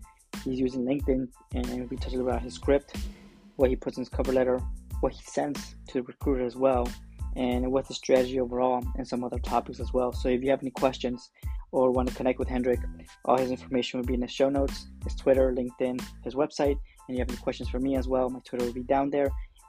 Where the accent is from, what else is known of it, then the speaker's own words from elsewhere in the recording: Ecuador; because I'm from Ecuador, I'm from South America, you're from Africa.